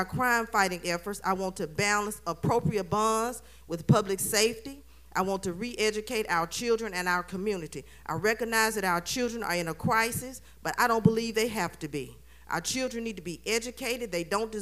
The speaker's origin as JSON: {"language": "English", "town": "Jackson", "region": "Mississippi", "country": "United States", "tie": "born or raised there", "said": "I was born and raised here in Jackson, graduate of Provine High School, Tougaloo College"}